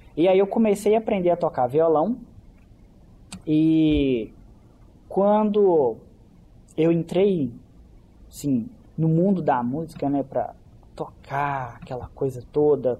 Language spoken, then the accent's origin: Portuguese; Caeté, Minas Gerais, Brazil; eu não sou daqui de Belo Horizonte, eu sou de Caeté